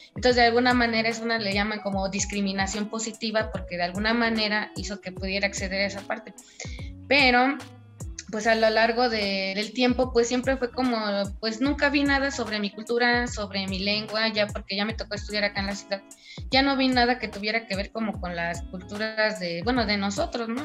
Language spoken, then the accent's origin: Spanish; Huautla, Hidalgo, Mexico; moved away; yo soy de allá de Tohuaco primero, Gautla Hidalgo